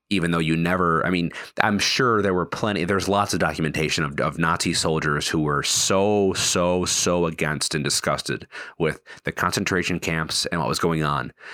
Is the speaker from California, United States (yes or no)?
no; Wisconsin, United States; now in Virginia, United States; I live in Virginia. I'm from Wisconsin.